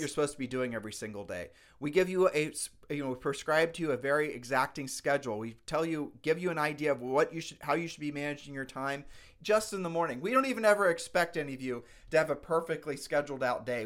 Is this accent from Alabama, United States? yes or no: no; Ohio, United States; We're from Ohio